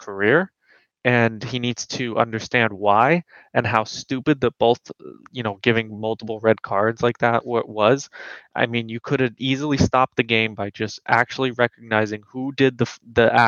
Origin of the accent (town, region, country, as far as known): Florida, United States